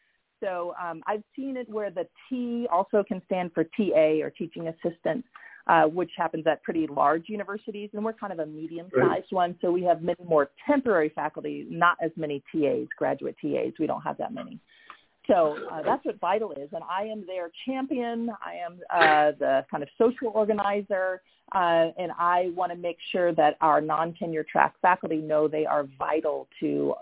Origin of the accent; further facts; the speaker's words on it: Florida, United States; also born or lived in South Carolina / Minnesota / New York / Massachusetts; I was born in South Carolina, but I lived in Minnesota and grew up most of my life in Florida, very, very flat.